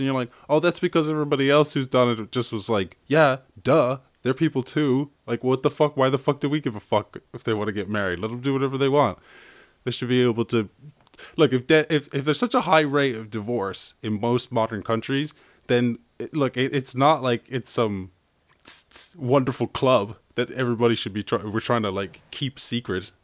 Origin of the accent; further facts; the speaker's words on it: Ireland; I'm Irish